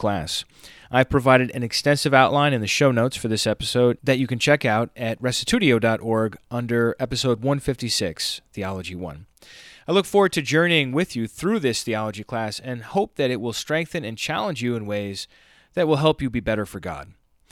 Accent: United States; accent: American; my American accent

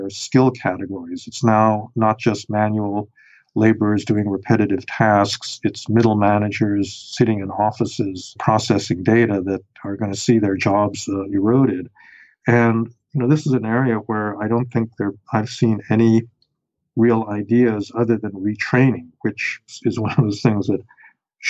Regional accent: New York City, New York, United States; also born or lived in Chicago; I grew up in New York City

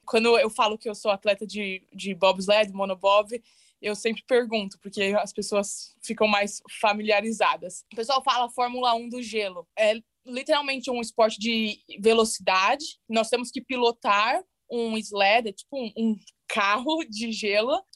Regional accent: Santo André, São Paulo, Brazil; moved away as an adult; also born or lived in São Bernardo do Campo / Calgary; now in United States; Nasci em São Bernardo do Campo, mas morei quase a minha vida inteira uhum. em Santo André no ABC Paulista.

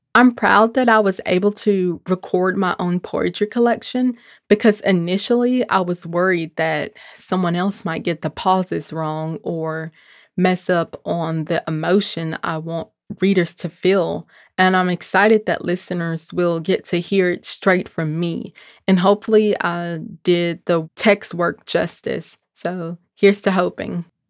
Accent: Memphis, Tennessee, United States; growing up in Memphis, Tennessee, where Doctor King was assassinated

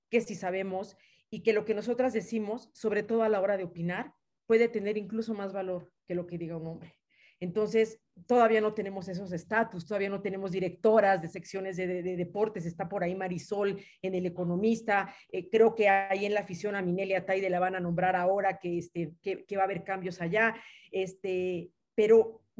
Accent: Yucatán, Mexico; yo soy yucateca, eh, Yucatán

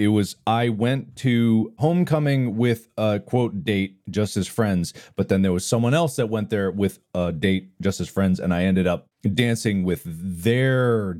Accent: Cincinnati, Ohio, United States; when I was growing up in Cincinnati in junior high and high school

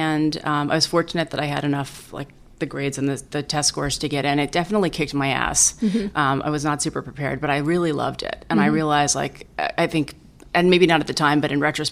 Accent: East Coast, United States; moved away; I'm a first-born child of a Chinese immigrant family. I grew up on the East Coast

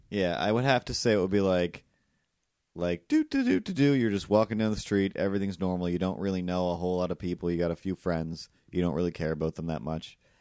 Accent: Cape Breton, Nova Scotia, Canada; I'm from Cape Breton

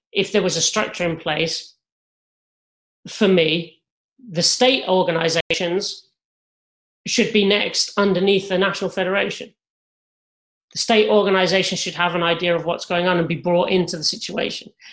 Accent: England, United Kingdom; now in United States; As an Englishman

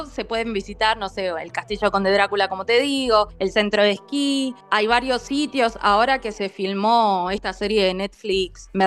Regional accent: Argentina; Nosotros siendo argentinos y estando acostumbrados a las distancias inmensas que tiene nuestro país

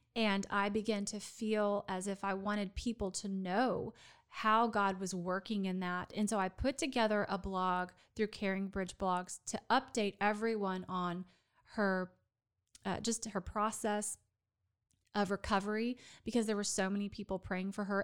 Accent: Dallas, Texas, United States; also born or lived in Florida; now in Waco, United States; my hometown of Dallas

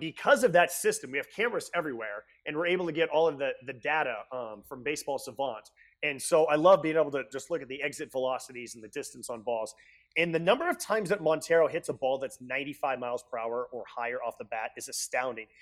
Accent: Bay Area, California, United States; I grew up in the Bay Area

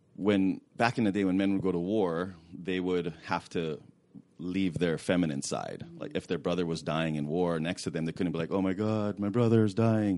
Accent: Hawaii, United States; now in California, United States; I grew up in Hawaii

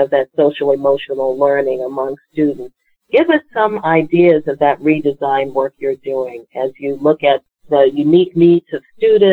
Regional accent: Washington, District of Columbia, United States; I am a native Washingtonian. I grew up in Ward 7, so right next door to Ward

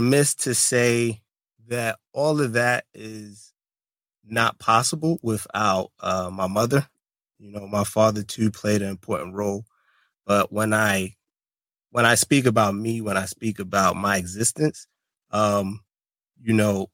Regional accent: Brooklyn, New York, United States; moved away as an adult; also born or lived in Tampa, Florida; I'm from Brooklyn, New York, Afro-Latino, so Panamanian

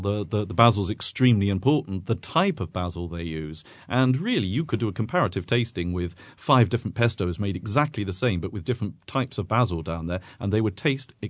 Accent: Lucca, Tuscany, Italy; For instance, I'm from Lucca, and the Lucchese are very, very proud of their olive oil.

